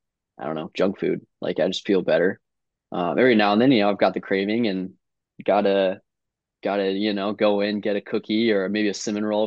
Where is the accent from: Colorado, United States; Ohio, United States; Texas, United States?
Colorado, United States; Evergreen; also born or lived in Highlands Ranch, Colorado; now in Stanford, United States; I grew up in Evergreen